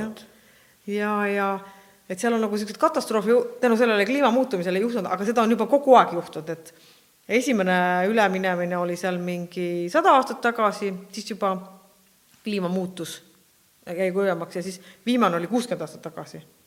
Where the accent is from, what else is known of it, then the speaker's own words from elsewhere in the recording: Estonia; me oleme Eestist